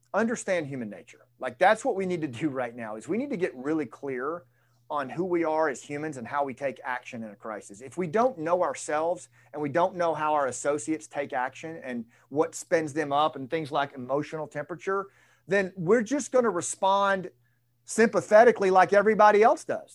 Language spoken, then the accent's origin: English; Arkansas, United States; I'm from Arkansas